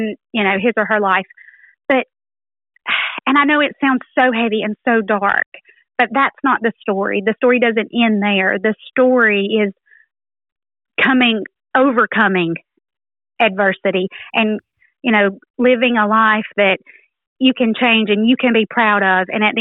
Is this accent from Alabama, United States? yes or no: yes; Haleyville, Alabama, United States; I'm from Haleyville, Alabama.